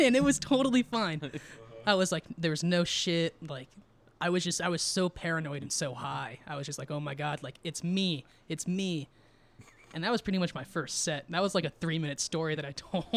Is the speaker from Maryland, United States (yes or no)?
no; Twentynine Palms, California, United States; also born or lived in San Diego, California / Joshua Tree, California / Barstow, California; I was around six or seven, and I was living in Joshua Tree mm-hmm. for three years. My mm-hmm. dad got stationed in uh, Barstow and then we came back to 29 Palms.